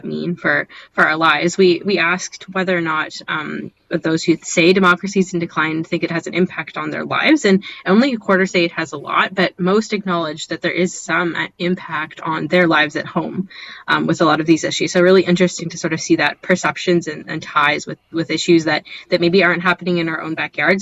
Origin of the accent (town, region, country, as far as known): Canada